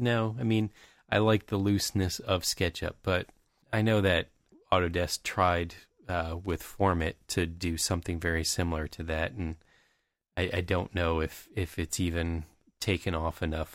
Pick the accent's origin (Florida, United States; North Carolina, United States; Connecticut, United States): Florida, United States; Tampa Bay area; growing up in the Tampa Bay area